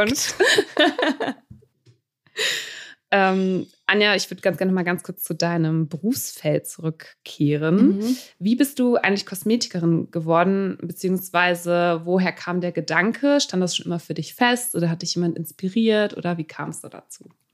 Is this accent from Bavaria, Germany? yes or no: no; Münster, North Rhine-Westphalia, Germany; now in Düsseldorf, Germany; Also ich bin in Münster aufgewachsen.